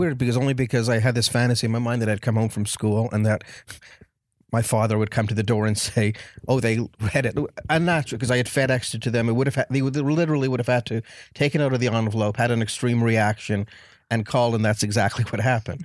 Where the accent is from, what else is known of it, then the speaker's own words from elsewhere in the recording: Montreal, Quebec, Canada; moved away as an adult; I'm from Canada, so I was in Montreal for, I was in Montreal for way too many years